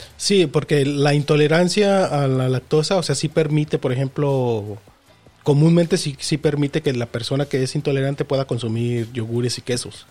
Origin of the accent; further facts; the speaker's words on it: Mexico; nosotros como mexicanos